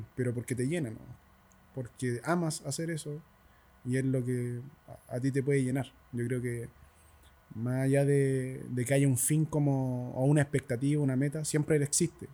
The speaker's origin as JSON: {"language": "Spanish", "area": "El Castillo", "region": "Santiago Metropolitan Region", "country": "Chile", "tie": "born or raised there", "said": "en el castillo en el lugar donde yo nací y me crié"}